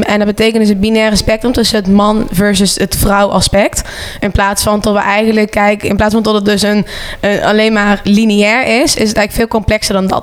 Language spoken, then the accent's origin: Dutch; Venlo, Limburg, Netherlands; also born or lived in Breda; now in Rotterdam, Netherlands; Ik kom uit Venlo, heb heel lang gewoond in Breda. Woon nu in de mooie stad van Rotterdam.